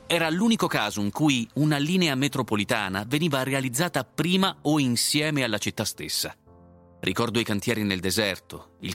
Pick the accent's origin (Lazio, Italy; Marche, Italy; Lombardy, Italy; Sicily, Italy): Sicily, Italy; Dal 2019 sono tornato a vivere in Sicilia, con la cocciuta convinzione di fare qualcosa di buono per la mia terra.